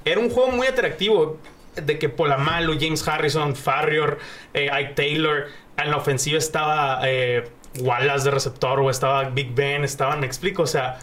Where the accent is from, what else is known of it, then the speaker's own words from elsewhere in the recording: Mexico; soy mexicano